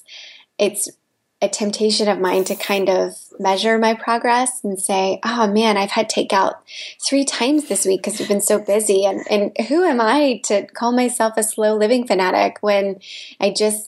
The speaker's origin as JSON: {"language": "English", "region": "Midwest", "country": "United States", "tie": "born or raised there", "also_born_or_lived": "Los Angeles, United States", "moved": "as an adult", "said": "I grew up in the Midwest"}